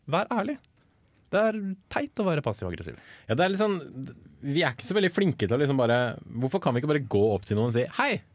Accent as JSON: {"language": "Norwegian", "town": "Sandvika", "region": "Akershus", "country": "Norway", "said": "jeg er fra Sandvika, for faen."}